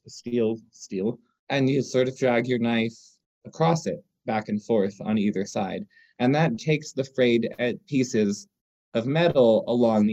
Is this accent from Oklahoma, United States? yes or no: no; New York City, New York, United States; now in Asheville, United States; I grew up in Manhattan